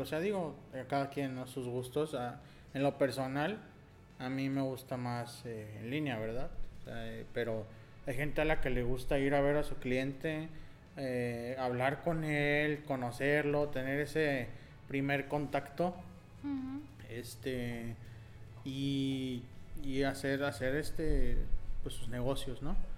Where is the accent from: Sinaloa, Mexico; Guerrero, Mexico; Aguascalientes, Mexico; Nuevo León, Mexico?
Nuevo León, Mexico; Nosotros eh, somos de Nuevo León.